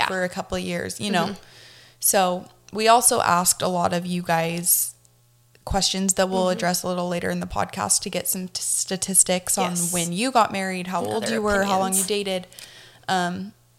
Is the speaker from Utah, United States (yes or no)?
yes; Utah, United States; being born and raised in Utah